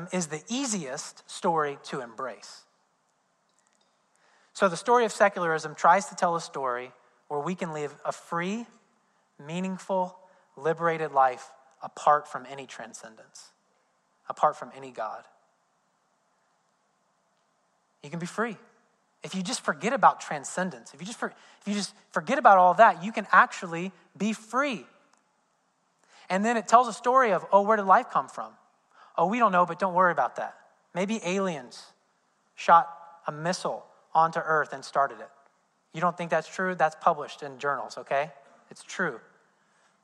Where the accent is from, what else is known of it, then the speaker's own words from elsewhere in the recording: Indiana, United States; I'm from Indiana. We don't care about football, especially college football.